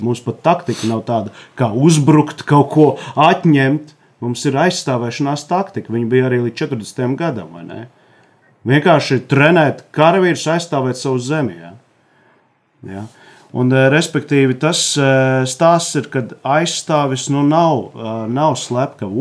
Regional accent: Jēkabpils, Latvia; Es no Jēkabpils, tur ir Kruspils.

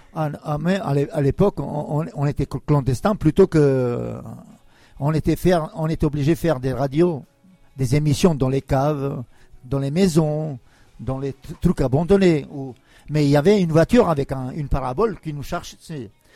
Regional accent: Kosovo; also born or lived in Yugoslavia; now in France; chez moi à Kosovo

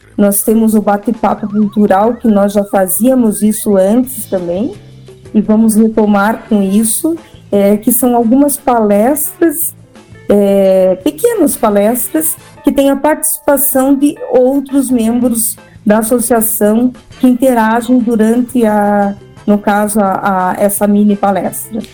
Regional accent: Curitiba, Paraná, Brazil; also born or lived in Lapa, Paraná / Pato Branco, Paraná; Eu sou de Curitiba e já morei em outras cidades também do interior do Paraná como Lapa

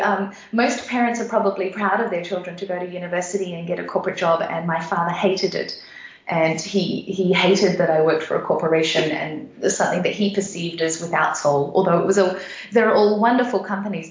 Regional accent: Sunshine Coast, Queensland, Australia; moved away as an adult; also born or lived in Papua New Guinea; now in Frankfurt, Germany; I grew up in Australia in a very small beach town called the Sunshine Coast

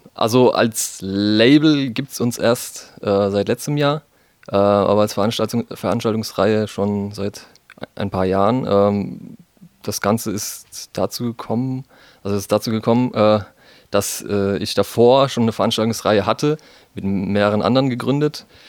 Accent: Heidelberg, Baden-Württemberg, Germany; bei uns in Heidelberg

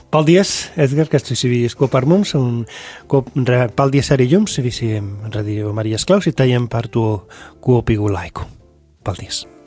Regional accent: Spain; Latvian is a second language; moved away as an adult; now in Latvia; es esmu šeit, šeit Latvijā, ņemot vērā, ka es esmu no Spānijas

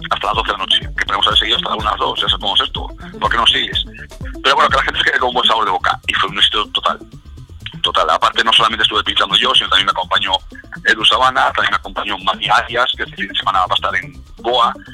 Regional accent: Alicante, Valencian Community, Spain; born there; yo nací en Alicante, mucha gente no lo sabe, entonces tenemos casa allí.

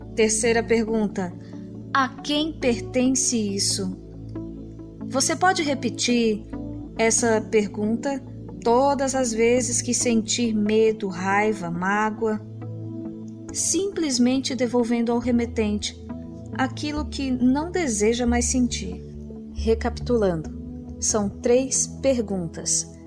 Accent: Recife, Pernambuco, Brazil; Recife, minha cidade natal

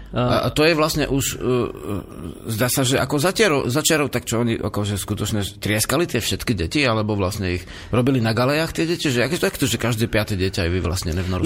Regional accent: Slovakia; ja som bol zo Slovenska

